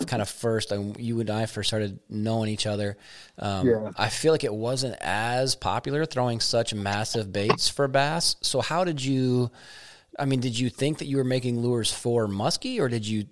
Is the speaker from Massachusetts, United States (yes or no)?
no; Eau Claire, Wisconsin, United States; also born or lived in Strum, Wisconsin; I graduated high school in Eau Claire